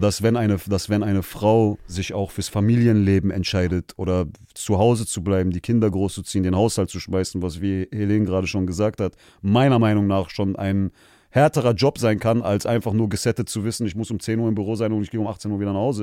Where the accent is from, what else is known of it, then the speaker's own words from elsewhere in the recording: Germany; Ich bin hier in Deutschland geboren